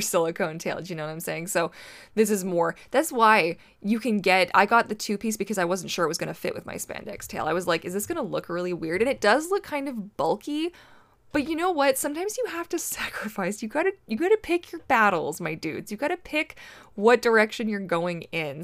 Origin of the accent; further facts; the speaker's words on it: Canada; I am Canadian